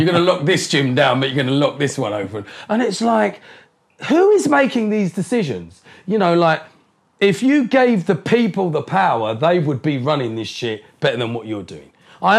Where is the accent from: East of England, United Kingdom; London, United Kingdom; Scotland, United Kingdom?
East of England, United Kingdom; Colchester; born or raised there; also born or lived in Harlow, Essex